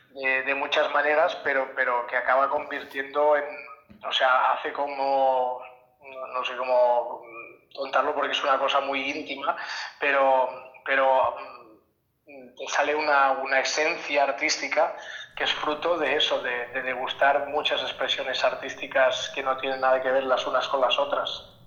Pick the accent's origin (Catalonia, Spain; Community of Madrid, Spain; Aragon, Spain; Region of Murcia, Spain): Catalonia, Spain; en mi pueblo se pues había una copla, se tocaban muchas sardanas